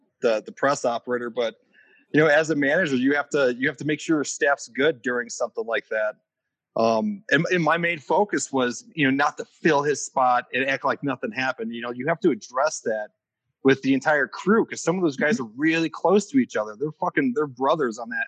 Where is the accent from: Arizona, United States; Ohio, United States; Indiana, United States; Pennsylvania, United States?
Indiana, United States; Northwest; moved away as an adult; also born or lived in Chicago; I grew up in Northwest Indiana, moved to Chicago.